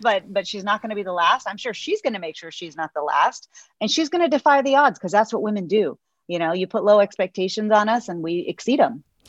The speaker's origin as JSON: {"language": "English", "region": "Texas", "country": "United States", "said": "as a Texan"}